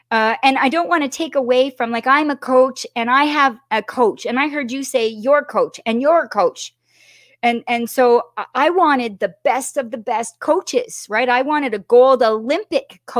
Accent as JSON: {"language": "English", "town": "Toronto", "region": "Ontario", "country": "Canada", "said": "So I run over and I'm …, … … from Toronto."}